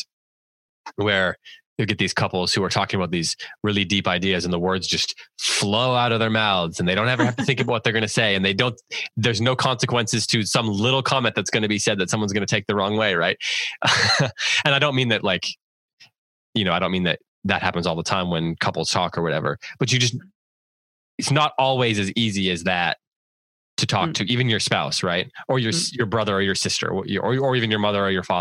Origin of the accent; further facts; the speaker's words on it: United States; I'm an American